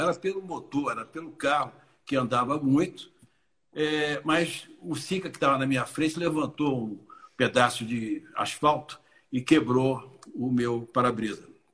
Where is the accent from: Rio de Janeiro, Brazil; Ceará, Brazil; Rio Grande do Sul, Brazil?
Rio de Janeiro, Brazil; eu vim do Rio de Janeiro